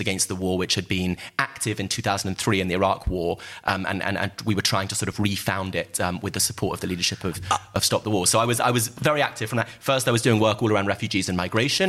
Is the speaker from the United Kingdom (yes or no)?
yes; United Kingdom; my family came to Britain as working class migrants from Eastern Europe